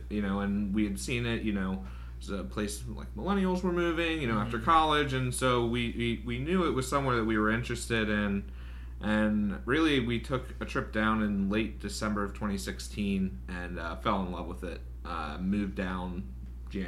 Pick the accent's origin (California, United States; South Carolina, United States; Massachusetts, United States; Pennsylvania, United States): Pennsylvania, United States; York; now in Raleigh, United States; I'm from York, PA.